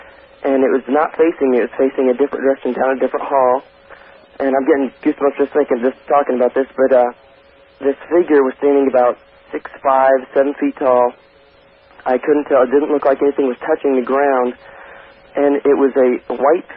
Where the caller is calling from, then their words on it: Overland Park, Kansas, United States; I'm calling from Overland Park, Kansas